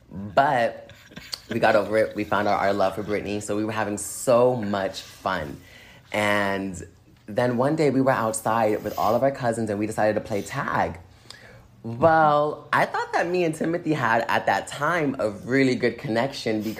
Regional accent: Boston, Massachusetts, United States; i am from Boston. I lived in Boston.

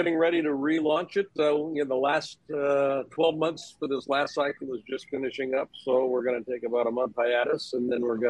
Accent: the Northwest, Pacific Northwest, United States; growing up in the Northwest, we had four seasons.

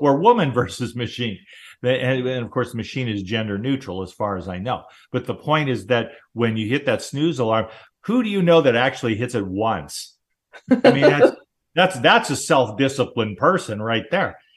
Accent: Southern California, United States; I grew up in Southern California

